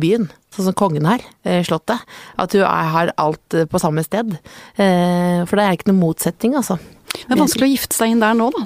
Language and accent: Norwegian; Jessheim, Akershus, Norway; moved away; Jeg kommer fra Jessheim, veldig hyggelig sted.